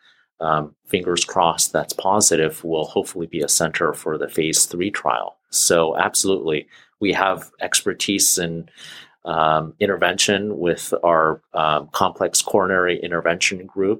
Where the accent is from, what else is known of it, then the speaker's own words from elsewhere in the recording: California, United States; moved away as an adult; also born or lived in Boston / Pacific Northwest; now in Seattle, United States; I'm a transplant here. I grew up in California, trained in Boston, and came back to the West Coast here